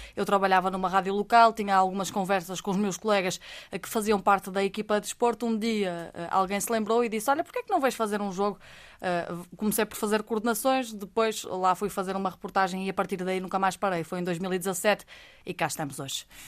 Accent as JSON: {"language": "Portuguese", "town": "Vila Verde", "region": "Norte", "country": "Portugal", "tie": "born or raised there", "said": "sou de Vila Verde, sou do Baixo Minho, do coração do Minho"}